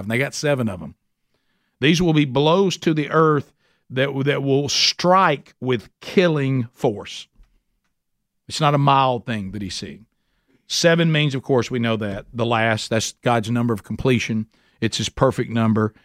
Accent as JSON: {"language": "English", "area": "Calhoun County", "region": "Alabama", "country": "United States", "said": "I'm from Calhoun County, so I say things that don't sound like what they really are"}